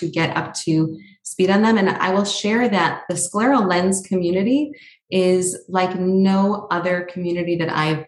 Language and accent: English; Oak Park, Michigan, United States; moved away as an adult; also born or lived in New York; I grew up in Oak Park, Michigan